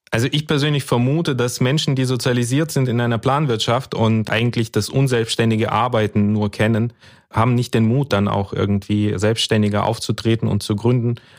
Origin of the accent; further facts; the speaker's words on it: Karaganda Region, Kazakhstan; now in Germany; also im Prinzip wie ich auch. Ich bin da, äh, habe da auch meine Kindheit verbracht